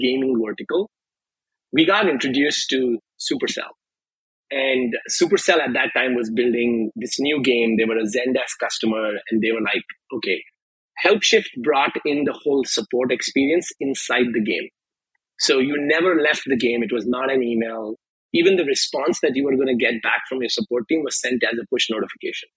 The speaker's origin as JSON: {"language": "English", "country": "India", "tie": "born or raised there", "moved": "yes", "lives_now": "United States", "said": "growing up in India is a little different than growing up here"}